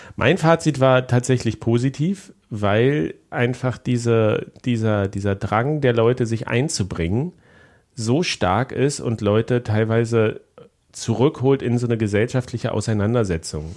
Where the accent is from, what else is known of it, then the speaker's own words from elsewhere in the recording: GDR, East Germany, Germany; also born or lived in Leipzig; ich bin ja auch noch ein Kind der DDR